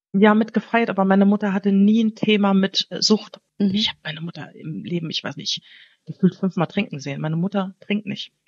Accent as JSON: {"language": "German", "town": "Wiesbaden", "region": "Hesse", "country": "Germany", "tie": "born or raised there", "also_born_or_lived": "Hamburg", "moved": "as an adult", "lives_now": "Portugal", "said": "ich bin ja in Hessen aufgewachsen"}